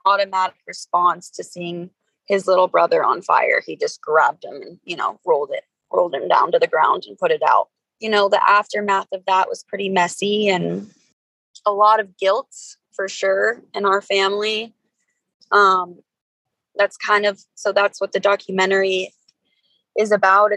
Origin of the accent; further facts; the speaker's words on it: Denver, Colorado, United States; also born or lived in California; I was born in California, but I grew up in Denver, Colorado